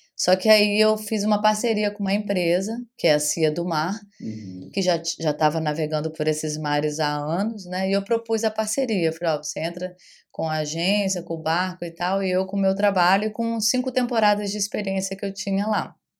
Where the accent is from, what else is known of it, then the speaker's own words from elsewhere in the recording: Rio de Janeiro, Brazil; moved away as an adult; now in Arraial d'Ajuda, Brazil; eu sou carioca, né, nascida no Rio de Janeiro